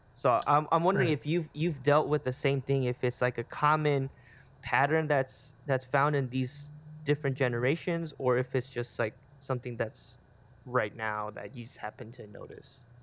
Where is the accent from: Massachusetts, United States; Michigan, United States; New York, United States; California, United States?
California, United States; Chula Vista; grew up, born and raised in Chula Vista, California.